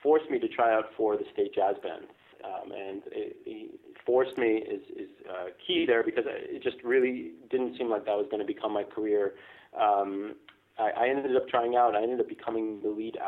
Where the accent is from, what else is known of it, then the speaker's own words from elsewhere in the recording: Foster City, California, United States; also born or lived in Israel; immigrated to the United States when I was five, and I settled down in the Bay Area. So I grew up in Foster City